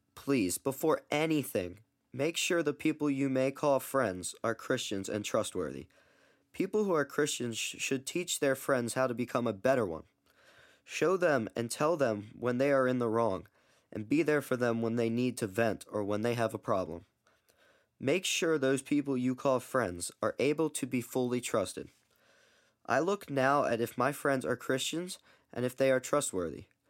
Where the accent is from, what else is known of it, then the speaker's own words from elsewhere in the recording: Baltimore, Maryland, United States; I'm nineteen years old, and I'm from Baltimore, Maryland.